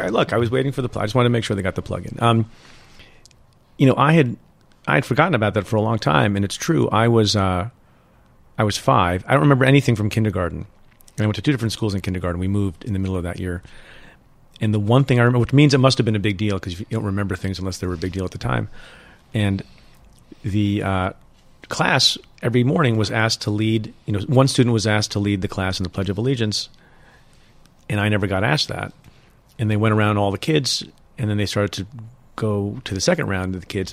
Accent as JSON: {"language": "English", "region": "New Jersey", "country": "United States", "tie": "born or raised there", "also_born_or_lived": "India / United Kingdom / Buffalo, New York", "said": "we had an ordinary life growing up in Jersey as an immigrant family"}